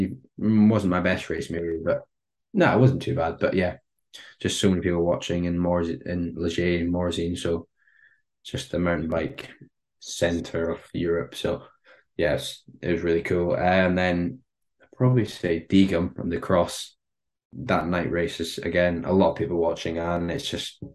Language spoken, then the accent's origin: English; United Kingdom; being British